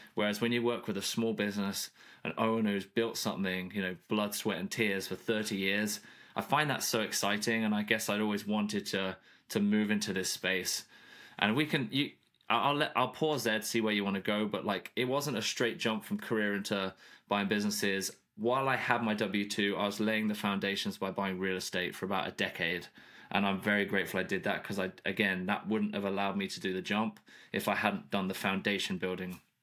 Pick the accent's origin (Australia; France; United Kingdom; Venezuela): United Kingdom; moved away as an adult; now in Nashville, United States; I grew up in the U K.